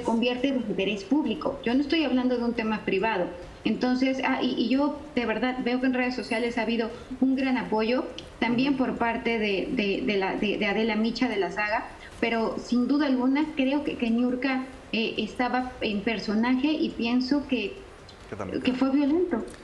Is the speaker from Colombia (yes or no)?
no; Mexico; los mexicanos somos especialmente cálidas, los mexicanos somos personas que damos la bienvenida